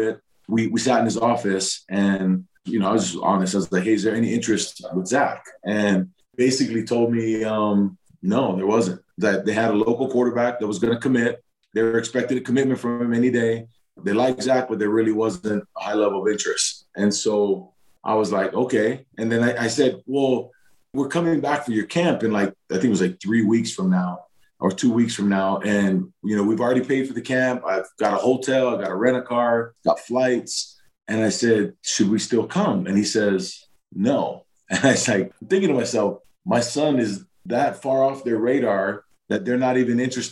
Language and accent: English; Hawaii, United States; I grew up in Hawaii.